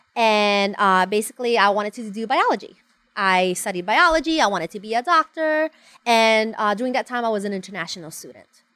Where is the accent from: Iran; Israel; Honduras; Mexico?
Honduras; moved away as an adult; now in United States; I was born and raised in Honduras